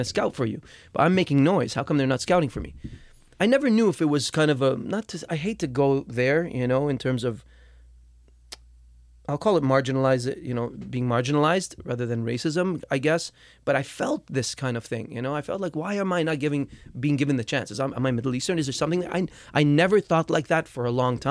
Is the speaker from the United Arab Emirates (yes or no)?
yes; Dubai, United Arab Emirates; moved away; People back home where I grew up in Dubai